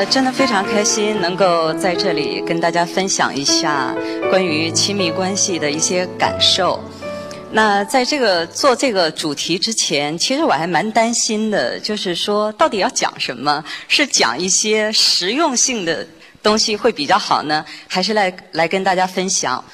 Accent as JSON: {"language": "Chinese", "country": "China", "said": "在我们中国人的观念里边，这是模范夫妻"}